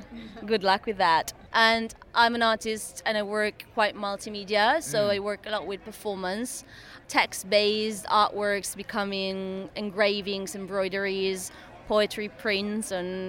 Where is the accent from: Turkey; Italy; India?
Italy; English is a second language; now in London, United Kingdom